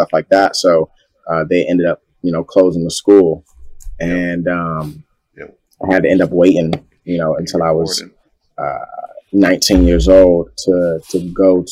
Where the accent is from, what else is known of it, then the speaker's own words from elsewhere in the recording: New Carrollton, Maryland, United States; also born or lived in Washington, D.C.; I went back and forth from New Carrollton, Maryland to Southeast Washington, D.C.